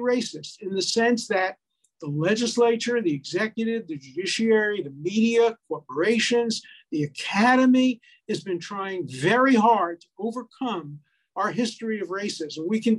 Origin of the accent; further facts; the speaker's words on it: Northern United States, United States; I grew up in the North, and then I married a woman from Charleston, South Carolina